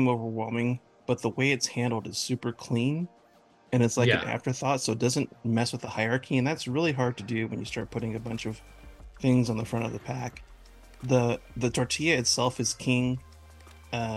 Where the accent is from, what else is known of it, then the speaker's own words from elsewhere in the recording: California, United States; I'm from California, but I was raised by a couple of Southerners. My mom's from Texas and my dad's from Louisiana.